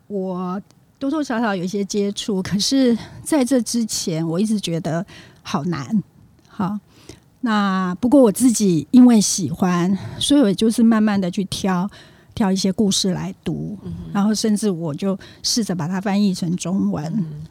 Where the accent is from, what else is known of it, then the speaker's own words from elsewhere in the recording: Taiwan; also born or lived in Japan; 我是在台湾长大，然后大学毕业以后我就到日本去留学